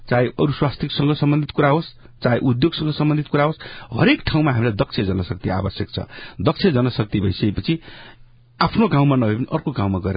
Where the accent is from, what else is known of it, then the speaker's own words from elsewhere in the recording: Benighat Rorang Rural Municipality, Dhading, Bagmati, Nepal; हामीले हाम्रै निर्वाचन क्षेत्रमा मेरो आफ्नै गाउँपालिकामा भेनघाट रोराङ गाउँपालिकाको माथि ताल्ती भन्ने ठाउँमा